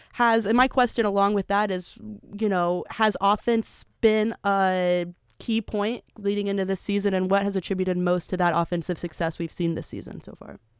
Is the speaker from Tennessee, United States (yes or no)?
yes; Tennessee, United States; I am from Tennessee